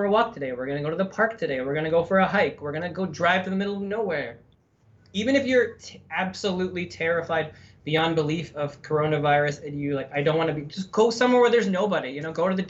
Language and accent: English; Canada; now in United States; I'm from Canada